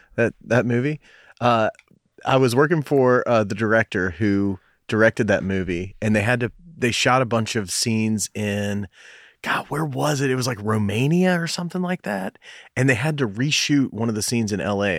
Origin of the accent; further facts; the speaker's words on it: Knoxville, Tennessee, United States; I went to, uh, Farragut Middle School, went to Bearden High School